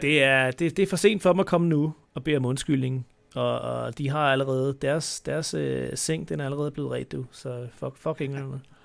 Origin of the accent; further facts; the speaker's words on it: Denmark; vi er danskere